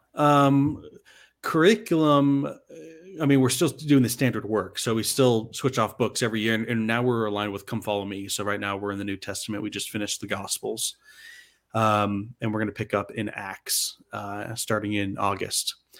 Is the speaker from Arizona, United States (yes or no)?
yes; Arizona, United States; I'm from Arizona, but I served a full-time mission in Salt Lake City